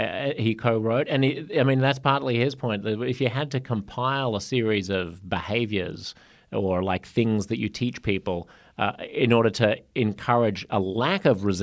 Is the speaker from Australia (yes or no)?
yes; Australia; That's why I'm Australian, not Canadian or American.